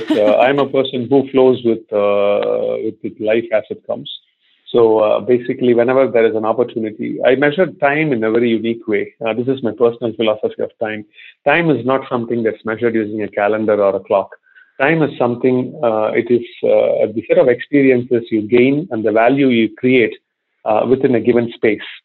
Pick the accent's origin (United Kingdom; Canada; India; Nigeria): India; moved away as an adult; also born or lived in Cincinnati, Ohio / Singapore; I'm not from Ohio. I am from India